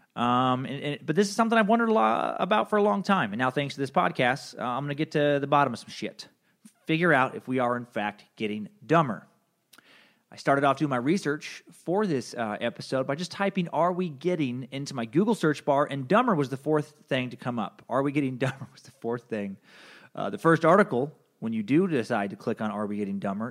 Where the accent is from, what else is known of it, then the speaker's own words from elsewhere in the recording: United States; I'm an American